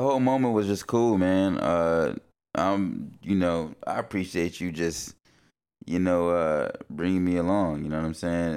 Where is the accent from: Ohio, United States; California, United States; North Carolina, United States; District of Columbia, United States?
North Carolina, United States; Concord; now in Portland, United States; going back home